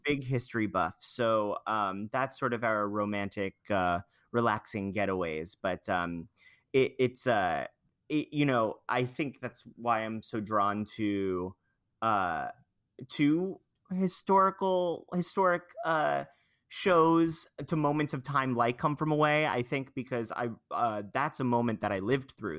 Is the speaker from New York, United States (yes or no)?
yes; Long Island, New York, United States; I'm from Long Island